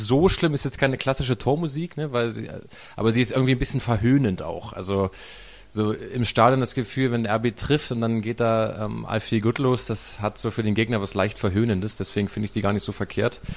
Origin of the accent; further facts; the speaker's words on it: Saxony-Anhalt, Germany; also born or lived in Hamburg; da komme ich auch her aus Sachsen-Anhalt